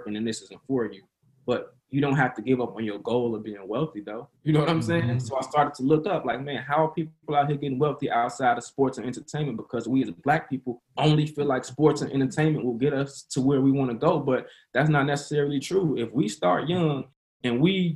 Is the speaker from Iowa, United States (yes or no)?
no; Maywood, Illinois, United States; also born or lived in South Side of Chicago / Broadview; I'm from the south side of Chicago, the projects, you know what I'm saying? Like, I grew up poor shit, you know what I'm saying? I was raised in Maywood